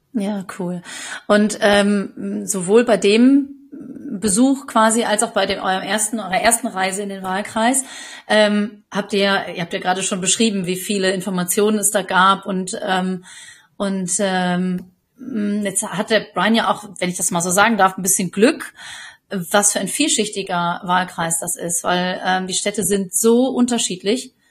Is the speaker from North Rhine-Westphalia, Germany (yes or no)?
yes; the area around Marl, North Rhine-Westphalia, Germany; jetzt komme ich natürlich auch hier aus der Gegend